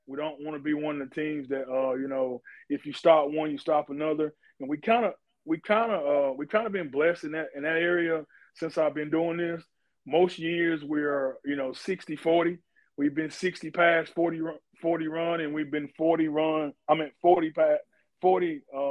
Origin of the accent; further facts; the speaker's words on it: Gaffney, South Carolina, United States; we were raised in Gaffney